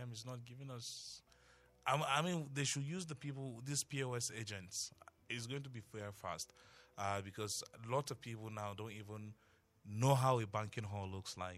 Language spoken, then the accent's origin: English; Tarok, Plateau, Nigeria; first language Tarok; English is a second language; how progressive my native tongue is